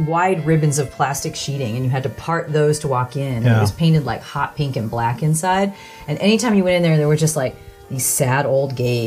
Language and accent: English; San Diego, California, United States; I grew up in San Diego